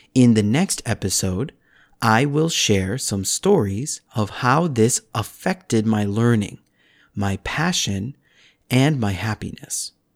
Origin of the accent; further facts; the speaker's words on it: United States; first language English; moved away as an adult; now in Korea; my home country, the United States